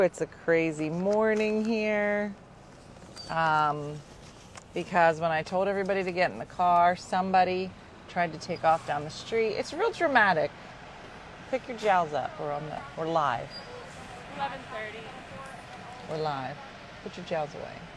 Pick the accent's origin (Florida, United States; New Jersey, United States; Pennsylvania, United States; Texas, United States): Pennsylvania, United States; Philadelphia; By hometown, I mean my hometown